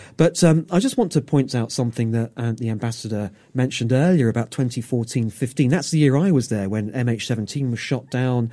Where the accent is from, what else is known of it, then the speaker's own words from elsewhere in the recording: United Kingdom; as a Brit